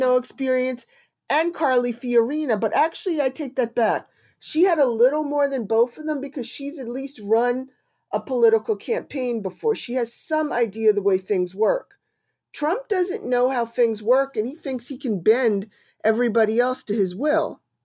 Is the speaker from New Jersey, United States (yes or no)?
yes; New Jersey, United States; I am from New Jersey and not from very far from where the Sopran-, the town The Sopranos was filmed